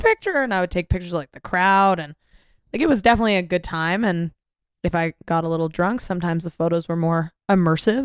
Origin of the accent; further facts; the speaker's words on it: Mississauga, Ontario, Canada; also born or lived in Toronto; I'm from Mississauga. Didn't really know Toronto that well.